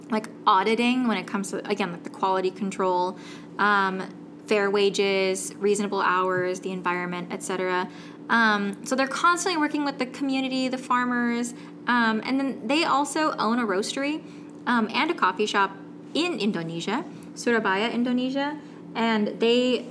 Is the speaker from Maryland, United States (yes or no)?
no; San Francisco, California, United States; moved away; my hometown, San Francisco